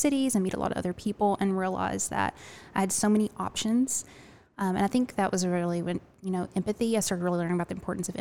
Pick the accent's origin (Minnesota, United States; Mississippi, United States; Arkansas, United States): Arkansas, United States; Little Rock; now in Augusta, United States